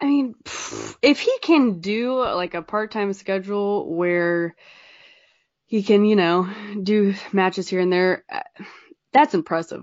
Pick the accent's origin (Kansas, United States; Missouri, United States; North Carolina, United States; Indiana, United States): North Carolina, United States; I'm from North Carolina